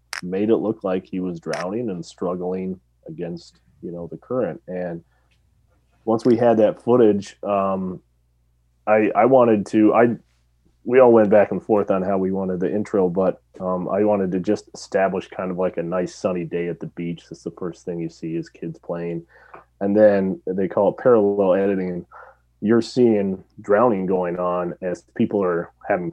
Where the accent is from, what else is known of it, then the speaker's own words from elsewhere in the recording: West Coast, United States; moved away; I grew up on the West Coast.